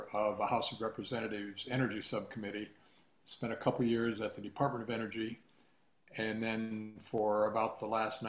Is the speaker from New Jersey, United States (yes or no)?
no; Indiana, United States; I'm from the Midwest. I grew up in Indiana